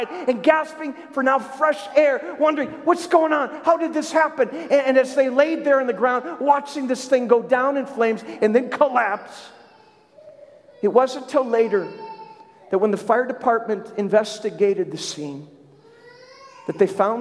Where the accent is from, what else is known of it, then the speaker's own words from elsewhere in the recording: Minnesota, United States; in Minnesota where I grew up